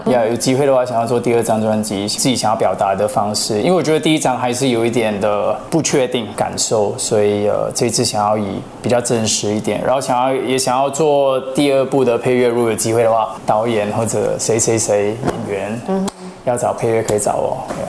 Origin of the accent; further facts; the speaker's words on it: Malaysia; also born or lived in Japan; 我在日本出生，嗯。然后，呃，很小的时候就来到马来西亚